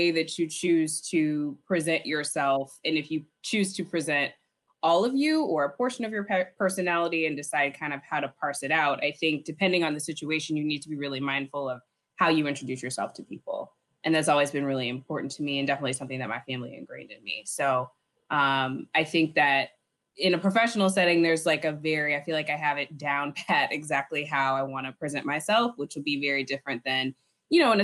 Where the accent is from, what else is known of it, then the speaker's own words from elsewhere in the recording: St. Louis, Missouri, United States; also born or lived in Urbana-Champaign, Illinois; now in New York City, United States; I'm originally from St. Louis